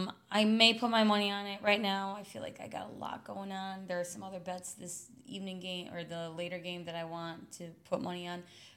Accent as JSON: {"language": "English", "town": "Buffalo", "region": "New York", "country": "United States", "tie": "born or raised there", "said": "when I was growing up in Buffalo."}